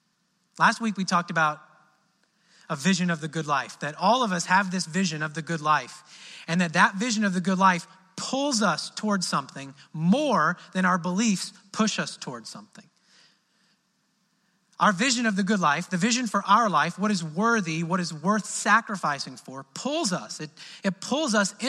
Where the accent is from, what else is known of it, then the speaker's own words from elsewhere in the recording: Midwest, United States; now in Southern United States; in the South here, I'm from the Midwest